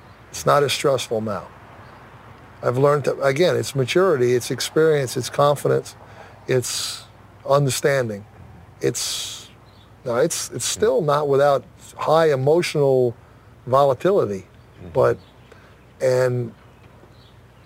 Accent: Hasbrouck Heights, New Jersey, United States; when I moved from Asbury Heights, New Jersey to another town

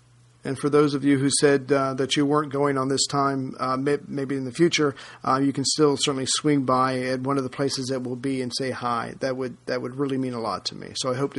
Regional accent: United States; especially being an American

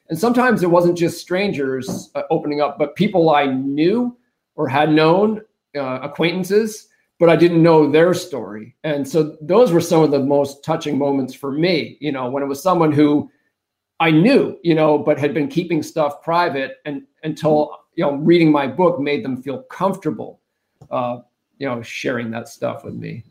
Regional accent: New Hampshire, United States; moved away; I take Nataki to my home state of New Hampshire

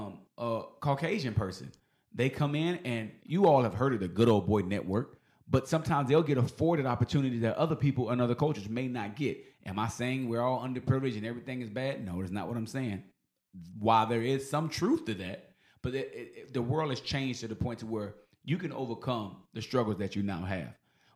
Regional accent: Philippines; I'm Filipino, you Filipino, we're people.

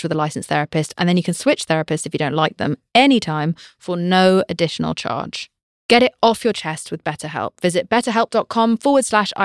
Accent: United Kingdom; I'm British

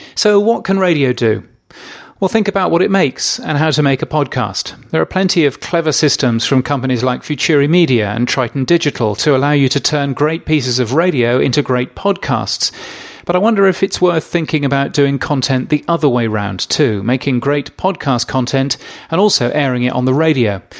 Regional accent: Australia; my home country of Australia

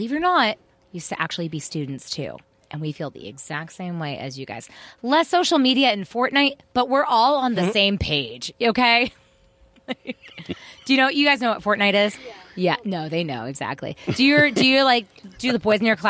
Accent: Mesa, Arizona, United States; also born or lived in Central Phoenix; now in Phoenix, United States; I was raised out here in East Mesa

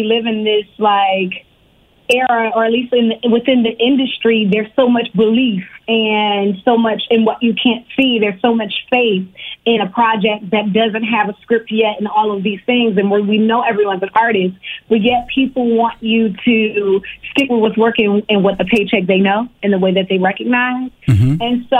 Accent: Richmond, Virginia, United States; born or raised there; also born or lived in Harlem, New York

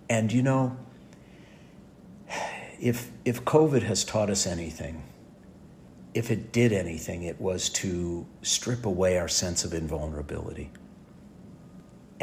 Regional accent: St. Louis Park, Minnesota, United States; now in Los Angeles, United States; I was born on June 3rd in 1960 in St. Louis Park, Minnesota

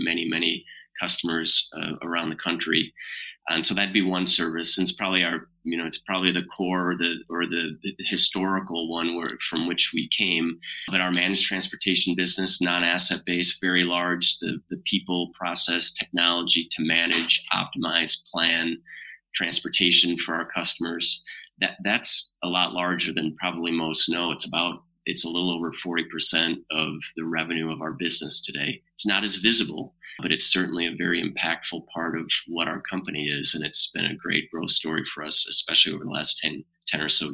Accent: Grand Rapids, Michigan, United States; moved away as an adult; also born or lived in Marshall, Michigan / Chicago, Illinois; I grew up in Grand Rapids, Michigan

